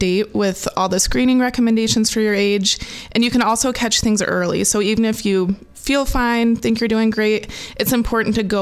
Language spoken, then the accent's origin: English; Dysart, Iowa, United States; also born or lived in Cedar Falls, Iowa / Kirksville, Missouri / Des Moines, Iowa / Waterloo, Iowa; I grew up in a small town in Iowa, and I love the community feel that comes with a small town.